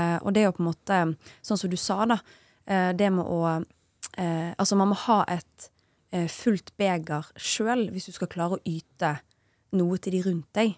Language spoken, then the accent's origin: Norwegian; Bergen, Vestland, Norway; now in Oslo, Norway; jeg er jo en bergenser